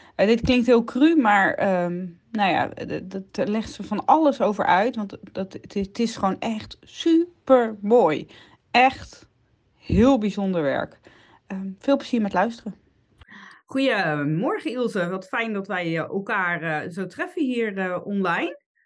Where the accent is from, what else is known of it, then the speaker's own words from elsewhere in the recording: Netherlands; we zijn als Hollanders